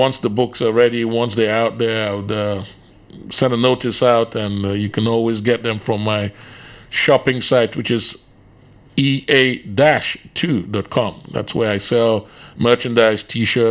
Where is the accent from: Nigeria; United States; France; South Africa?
Nigeria; moved away as an adult; also born or lived in England / Finland; now in Indonesia; I was born in England, spent literally all my childhood in Nigeria, went back to England when I was 18 years old